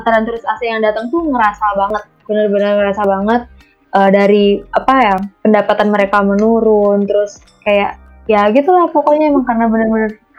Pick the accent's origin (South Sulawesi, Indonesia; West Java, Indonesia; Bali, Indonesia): Bali, Indonesia; aku tuh juga desa aku tuh sebenarnya uh, juga salah satu desa pariwisata di Bali